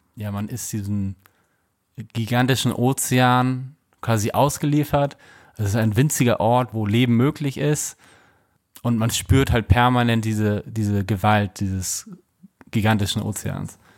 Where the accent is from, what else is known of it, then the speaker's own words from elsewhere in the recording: Germany; Bei uns in Deutschland